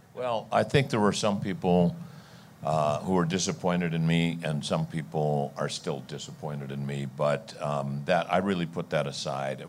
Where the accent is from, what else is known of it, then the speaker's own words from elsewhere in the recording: California, United States; I grew up in California.